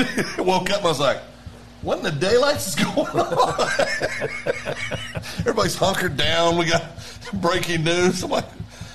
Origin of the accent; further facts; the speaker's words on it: Kansas, United States; now in Oklahoma, United States; I grew up in Kansas.